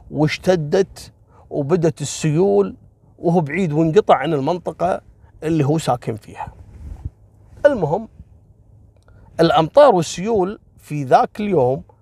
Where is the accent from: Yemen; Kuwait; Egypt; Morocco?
Kuwait; وفي أحد المناطق اللي المعروفة عندنا في الكويت